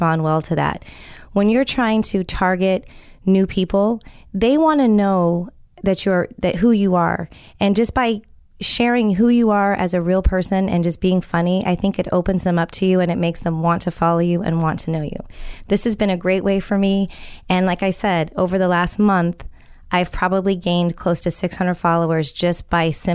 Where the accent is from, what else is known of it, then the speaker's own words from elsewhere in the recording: California, United States; I'm from California